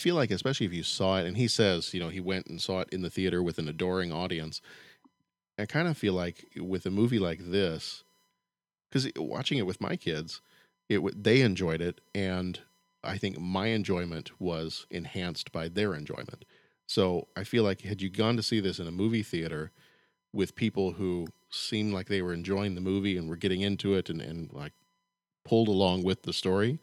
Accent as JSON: {"language": "English", "region": "the South", "country": "United States", "tie": "born or raised there", "said": "growing up in the South"}